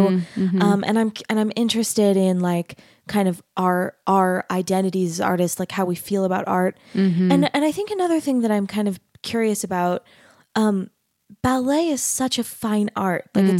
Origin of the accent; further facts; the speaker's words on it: Arizona, United States; I grew up in Arizona